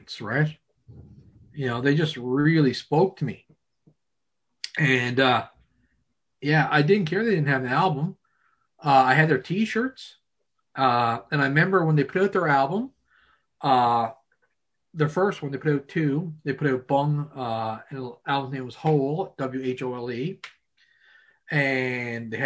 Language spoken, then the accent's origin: English; Pouch Cove, Newfoundland and Labrador, Canada; I'm from Pooch Cove